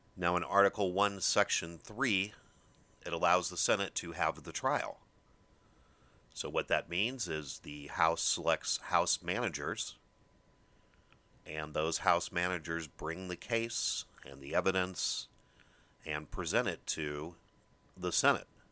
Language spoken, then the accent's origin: English; Midwest, United States; I'm from the Midwest